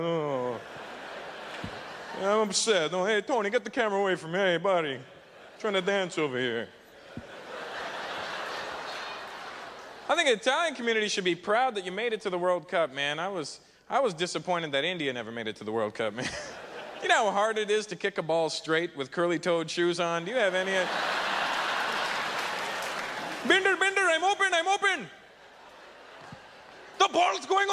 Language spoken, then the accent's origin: English; Canada; I was born in Canada. Guess that makes me Canadian.